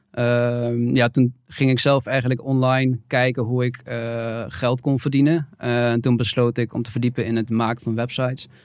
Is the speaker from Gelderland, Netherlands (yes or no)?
yes; Nijmegen, Gelderland, Netherlands; ik, ik kom uit Nijmegen, geboren en getogen.